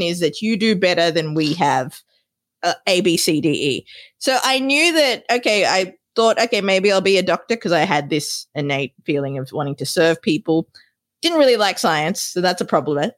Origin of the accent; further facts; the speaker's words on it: Australia; moved away as an adult; also born or lived in Sri Lanka; now in United States; raised and educated in Australia